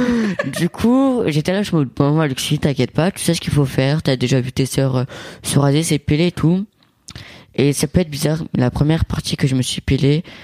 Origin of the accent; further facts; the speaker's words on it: Italy; parce que moi je suis italien et mon père c'est cliché italien, petit, euh, poilu